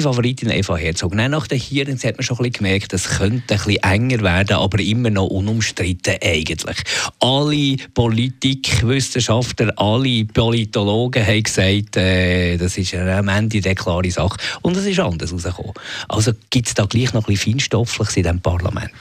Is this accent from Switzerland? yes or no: yes; Bern, Switzerland; als Berner